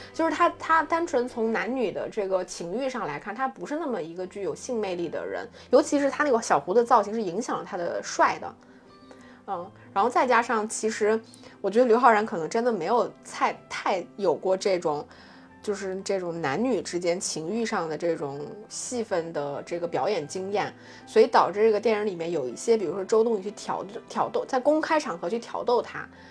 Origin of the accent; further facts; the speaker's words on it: Jilin, China; 作为我一个吉林人